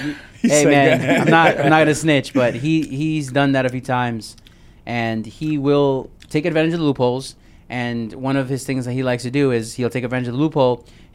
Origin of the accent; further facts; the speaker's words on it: New York, United States; Yo, bro, I'm from New York. One of my first cars was a Maxima.